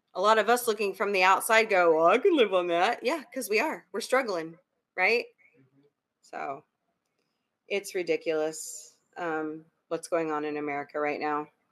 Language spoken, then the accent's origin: English; United States; I'm an American